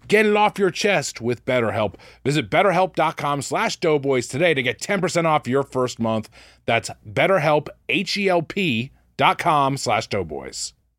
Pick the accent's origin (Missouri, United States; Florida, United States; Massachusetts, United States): Massachusetts, United States; Quincy; moved away; I grew up in Quincy, Mass